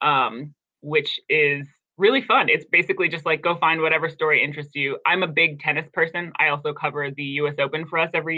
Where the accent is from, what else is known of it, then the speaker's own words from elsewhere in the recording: Silver Spring, Maryland, United States; I'm from Silver Spring first. I'm from Silver Spring, Maryland first